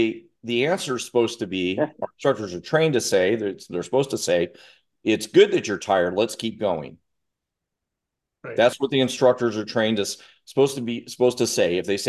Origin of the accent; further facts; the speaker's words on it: Russia; now in United States; I grew up in Russia during the Cold War and they found me, and I had pretty good flexibility.